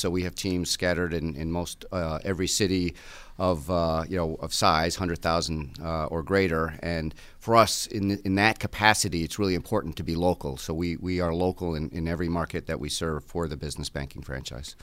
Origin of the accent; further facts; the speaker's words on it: Connecticut, United States; moved away as an adult; now in Buffalo, United States; I grew up in Connecticut